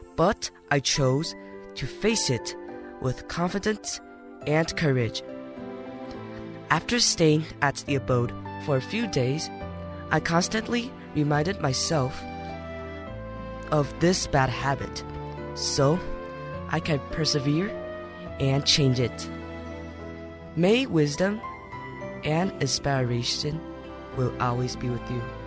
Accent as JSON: {"language": "English", "region": "Tainan", "country": "Taiwan", "said": "I'm from Tainan"}